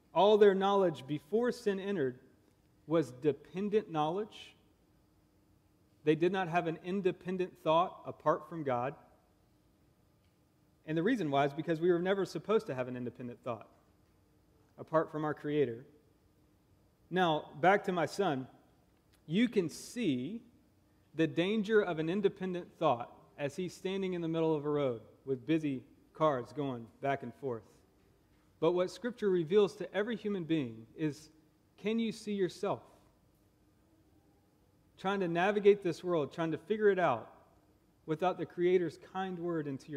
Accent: Augusta, Georgia, United States; also born or lived in Texas; now in Nebraska, United States; I'm actually from Augusta, Georgia, and I married a Nebraskan

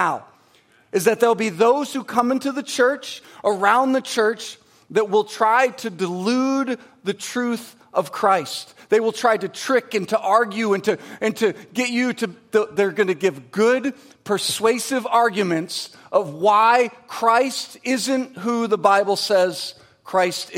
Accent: Michigan, United States; I'm from Michigan, so it's pop

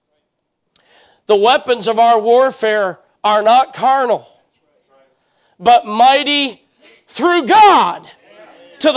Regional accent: United States; I am an American

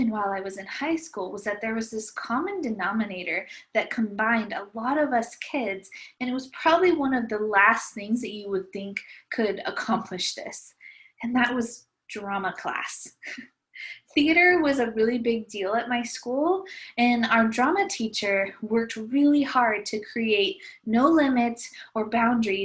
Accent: Visalia, California, United States; I grew up in Visalia, California, and I loved it there.

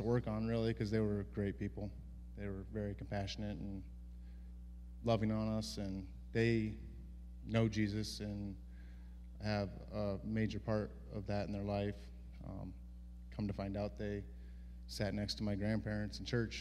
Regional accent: Mount Auburn, United States; my hometown in Mount Auburn

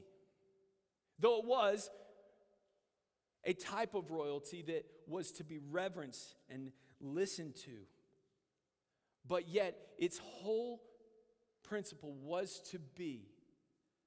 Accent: United States; as American believers

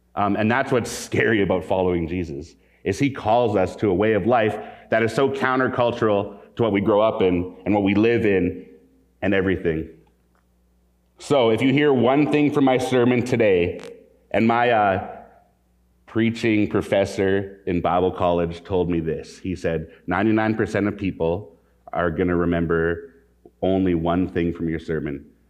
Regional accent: Calgary, Alberta, Canada; I grew up in Calgary, Alberta. I've been in Western Canada most of my life, well, all of my life

